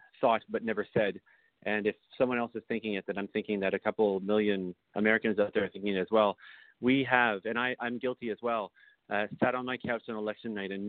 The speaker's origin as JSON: {"language": "English", "country": "Canada", "said": "I'm Canadian"}